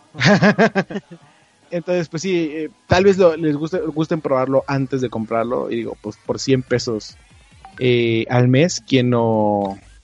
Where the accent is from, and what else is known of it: Mexico